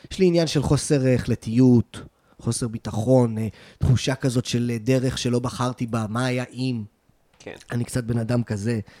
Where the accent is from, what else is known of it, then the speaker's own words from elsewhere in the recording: Tel Aviv, Tel Aviv District, Israel; also born or lived in Los Angeles; אני בא מבית תל אביבי, אני אה, מתל אביב.